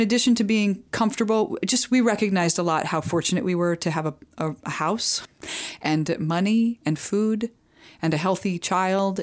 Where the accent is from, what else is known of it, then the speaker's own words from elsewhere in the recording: Midwest, United States; when I was growing up in the Midwest